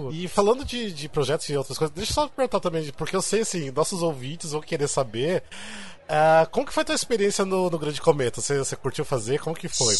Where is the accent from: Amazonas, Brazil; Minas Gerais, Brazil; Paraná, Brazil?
Paraná, Brazil; interior of; moved away as an adult; now in São Paulo, Brazil; eu também não sou do, de São Paulo, sou do interior do, do Paraná, mas eu moro aqui sete anos